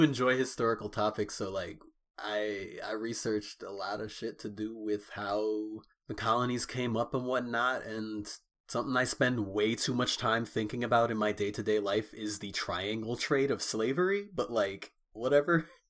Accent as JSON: {"language": "English", "country": "United States", "said": "we're both first generation Americans, but we come from Caribbean households"}